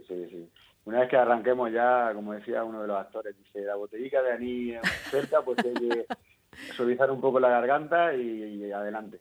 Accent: Zarzadilla de Totana, Region of Murcia, Spain; censado aquí estaremos unos 400

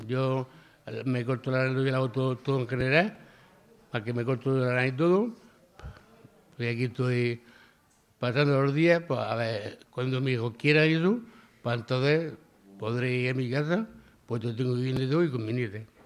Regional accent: Murcia, Region of Murcia, Spain; soy de Cabo Torres

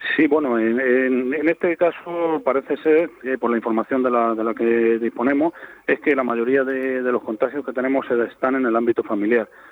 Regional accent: Moratalla, Region of Murcia, Spain; en mi pueblo, en Moratalla

